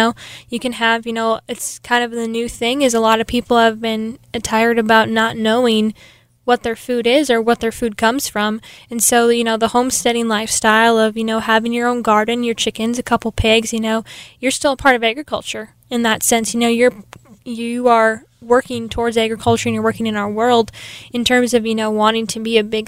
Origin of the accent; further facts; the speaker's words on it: New York Mills, Minnesota, United States; moved away as an adult; now in Sioux Falls, United States; I'm originally from New York Mills, Minnesota. It's about 30 miles east of Fargo